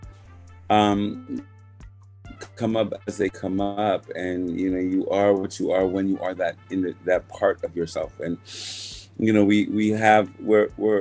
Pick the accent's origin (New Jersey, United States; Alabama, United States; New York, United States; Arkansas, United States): New York, United States; Wyandanch; I was born in Long Island, Wyandanch, Long Island